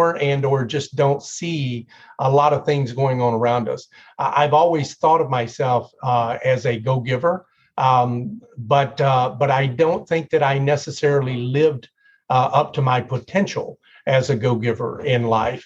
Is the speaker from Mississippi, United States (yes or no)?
no; Tennessee, United States; I grew up in Tennessee